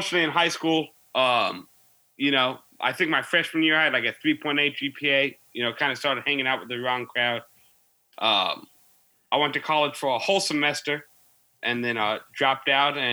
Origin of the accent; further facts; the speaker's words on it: Peoria, Illinois, United States; now in Macomb, United States; I'm from Illinois, Central Region. I'm from Peoria originally. I live in Macomb now.